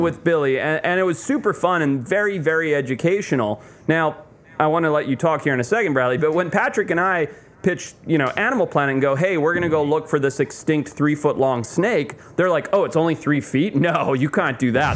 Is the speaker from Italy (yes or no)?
no; Zimbabwe; moved away; I grew up in Zimbabwe